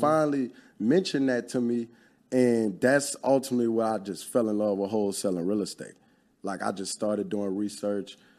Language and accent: English; Baton Rouge, Louisiana, United States; also born or lived in New Orleans / Lafayette; I'm originally from Louisiana, born in New Orleans. That's where a lot of my family lineage come from.